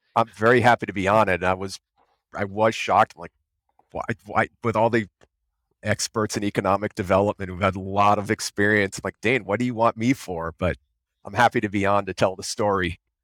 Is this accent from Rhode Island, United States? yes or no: yes; Rhode Island, United States; moved away as an adult; also born or lived in Tallahassee, Florida; I grew up in in Rhode Island, and I moved back to Rhode Island five years ago